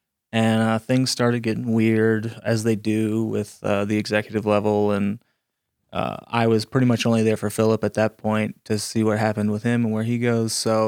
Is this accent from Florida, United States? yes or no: yes; Ponce de Leon, Florida, United States; now in Colorado, United States; I'm from Florida.